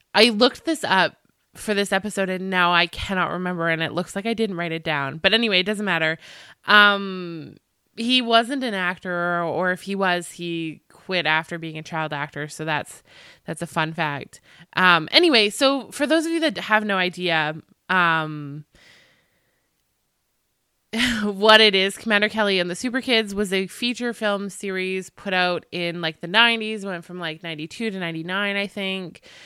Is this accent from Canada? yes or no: yes; Canada; I'm Canadian